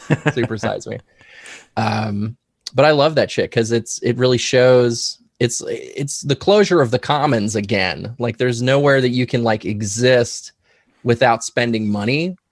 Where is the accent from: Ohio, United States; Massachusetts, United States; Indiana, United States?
Ohio, United States; Loveland; also born or lived in Columbus, Ohio / New York State; I grew up in this very room that I'm actually sitting